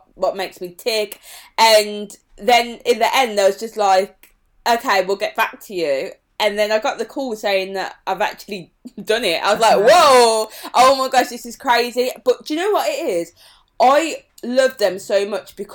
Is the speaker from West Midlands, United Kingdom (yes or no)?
yes; Birmingham, West Midlands, United Kingdom; accent: Birmingham; my accent is actually really strong. And everywhere I was going in London, people would be like, oh my God, your Birmingham accent